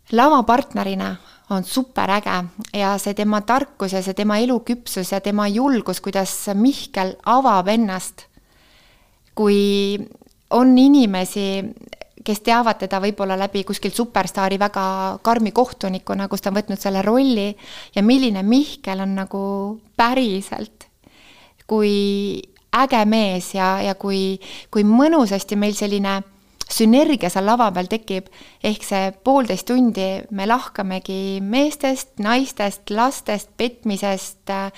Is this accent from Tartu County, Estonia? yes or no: yes; Tartu, Tartu County, Estonia; born or raised there; moved away